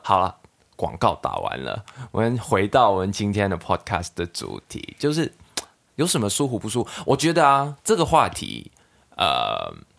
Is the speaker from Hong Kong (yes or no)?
yes; Hong Kong; Chinese is a second language; moved away as an adult; now in Taiwan; 我们两个作为香港人来到台湾